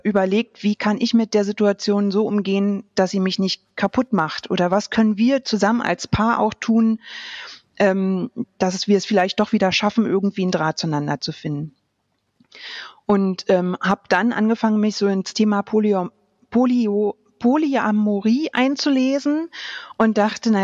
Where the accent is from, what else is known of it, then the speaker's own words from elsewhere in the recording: Berlin, Germany; moved away as an adult; ich bin im, in Berlin aufgewachsen